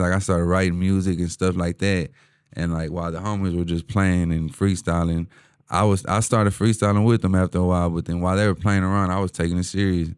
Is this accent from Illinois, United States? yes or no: no; Houston, Texas, United States; H-Town, born and raised, uh, east side of H-Town